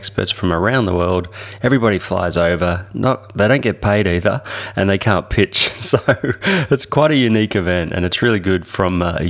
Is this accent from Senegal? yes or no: no; Melbourne, Victoria, Australia; So, yeah, I'm from Melbourne.